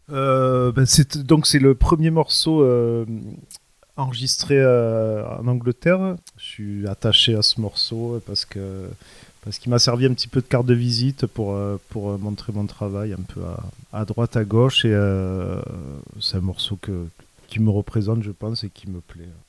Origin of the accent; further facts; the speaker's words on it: Sète, Occitania, France; moved away as an adult; now in Paris, France; je suis originaire de, de Sète, dans le sud de la France